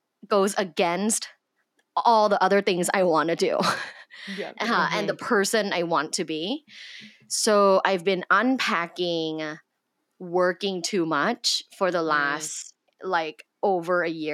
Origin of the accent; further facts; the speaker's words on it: Thailand; Like I'm originally from Thailand.